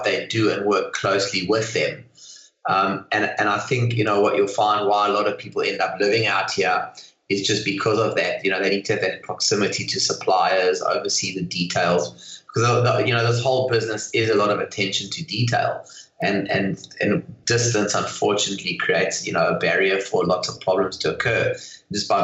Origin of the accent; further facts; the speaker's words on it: South Africa; moved away as an adult; now in Hong Kong; Originally from South Africa